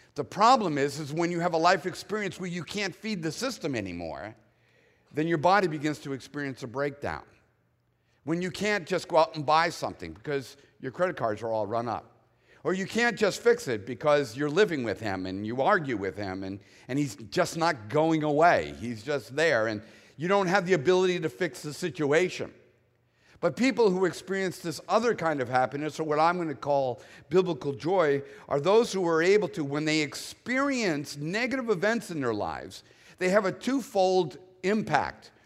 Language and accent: English; Boston, Massachusetts, United States; born and raised in the Northeast where it's always gray, dark, and cold